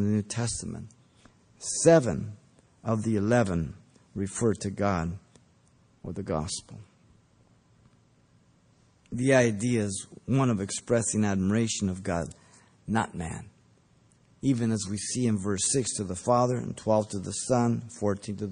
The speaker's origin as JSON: {"language": "English", "country": "Mexico", "tie": "born or raised there", "moved": "yes", "said": "when I grew up, was growing up in Mexico, and we'd go to the market"}